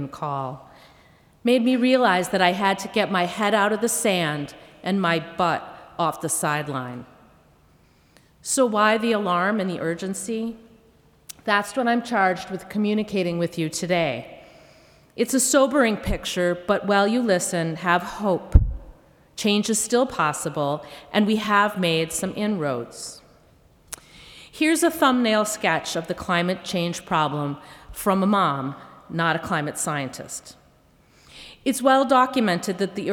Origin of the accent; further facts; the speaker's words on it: Minnesota, United States; growing up in Minnesota